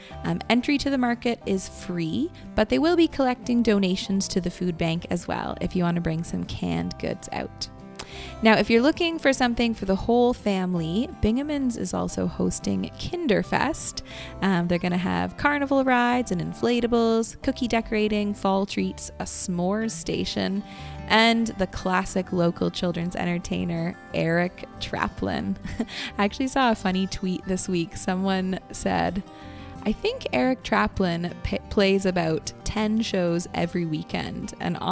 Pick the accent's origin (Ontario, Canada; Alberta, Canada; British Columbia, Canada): Ontario, Canada; Kitchener; we would always tell people that we're from Kitchener